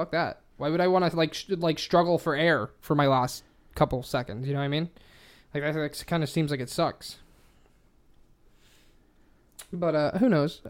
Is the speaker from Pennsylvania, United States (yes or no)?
yes; Pennsylvania, United States; I'm from Pennsylvania.